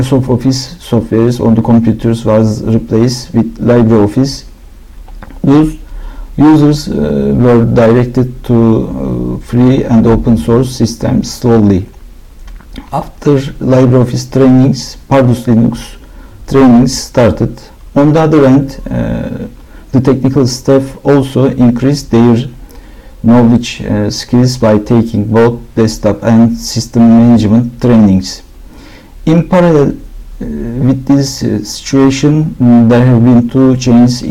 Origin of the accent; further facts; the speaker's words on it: Istanbul, Turkey; I am from Istanbul.